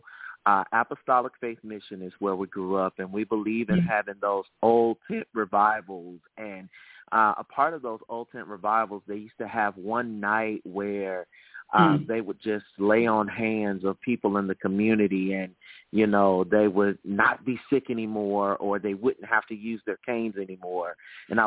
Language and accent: English; Birmingham, Alabama, United States; I am from the South. I am a native of Birmingham, Alabama.